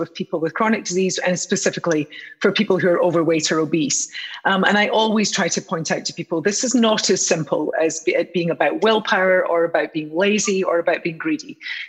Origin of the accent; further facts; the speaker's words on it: United Kingdom; which is so nice to be involved with you guys back in my home country, country of my birth